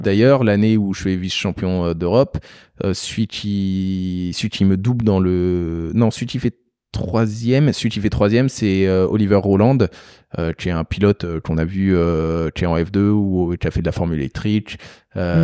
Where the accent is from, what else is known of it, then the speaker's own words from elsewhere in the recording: Beauce, Centre-Val de Loire, France; moved away as an adult; also born or lived in Paris; je viens de la Beauce